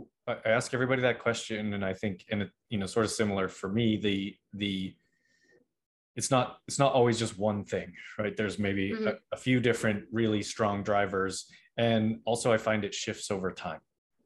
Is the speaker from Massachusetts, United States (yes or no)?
yes; Boston, Massachusetts, United States; I'm originally from Boston, and everybody always asks me why I don't have a Boston accent.